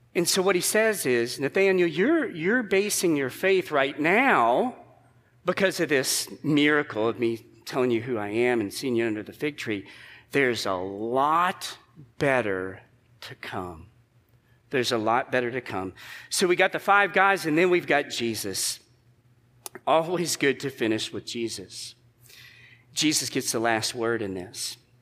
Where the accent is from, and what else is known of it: United States